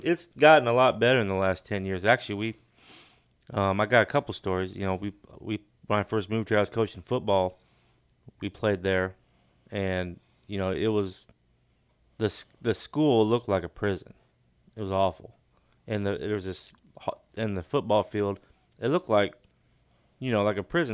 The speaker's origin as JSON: {"language": "English", "town": "Sidney", "region": "Illinois", "country": "United States", "tie": "born or raised there", "moved": "yes", "said": "a town I grew up in Illinois, but it's called Sydney"}